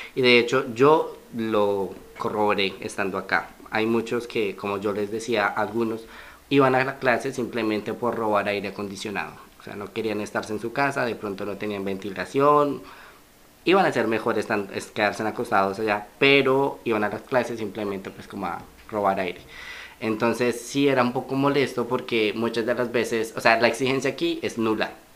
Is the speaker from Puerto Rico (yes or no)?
no; Colombia; moved away as an adult; now in Mexico; Yo salí de Colombia el 26 e ingresé el mismo 26 a México